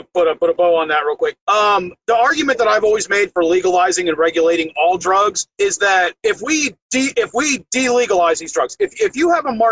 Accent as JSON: {"language": "English", "area": "Ocala National Forest, Marion County", "region": "Florida", "country": "United States", "tie": "born or raised there", "said": "I grew up in the Ocala National Forest"}